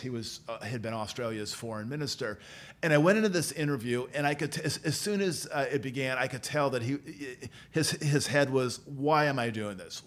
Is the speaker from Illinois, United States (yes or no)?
yes; Peoria, Illinois, United States; moved away as an adult; also born or lived in Galesburg, Illinois / Springfield, Illinois / Washington, District of Columbia, United States; now in Carbondale, United States; I grew up uh, in Peoria